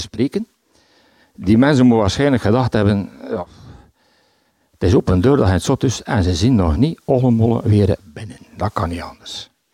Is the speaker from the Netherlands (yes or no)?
no; Bruges, Flanders, Belgium; Ik ben van Brugge. Ik woon in de Sint-Hubertuslaan